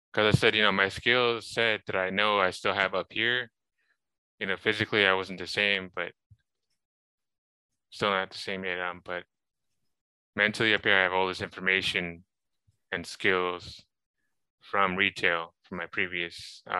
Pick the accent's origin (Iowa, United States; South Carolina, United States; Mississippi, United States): South Carolina, United States; also born or lived in Long Island / Florida; I was born in New York, Long Island. Let's see, I graduated high school 2008, actually from South Carolina. Lived there for a little while as a kid uh, moved to Florida, met my wife there.